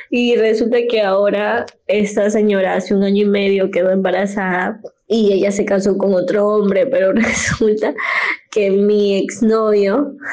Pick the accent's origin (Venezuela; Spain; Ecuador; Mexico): Ecuador; Soy de Ecuador.